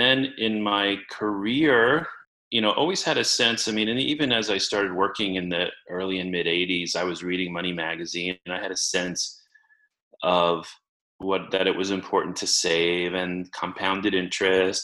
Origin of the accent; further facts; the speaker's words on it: New York City, New York, United States; I grew up in Queens in New York City in a two-bedroom apartment with my parents and my brother